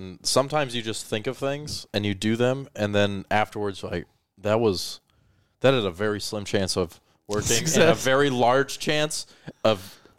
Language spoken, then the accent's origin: English; Colorado, United States; Yeah, well, so when I grew up in Colorado, there's like you would have the ice hockey.